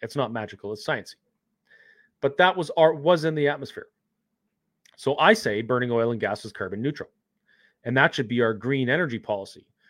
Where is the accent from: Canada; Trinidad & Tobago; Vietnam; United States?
Canada